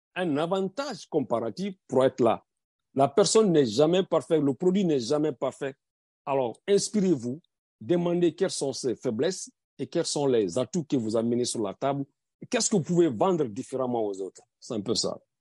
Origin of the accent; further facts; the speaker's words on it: Guinea; moved away as an adult; now in United States; Je suis guinéen américain, pas le, pas le sens contraire. Je suis d'abord guinéen.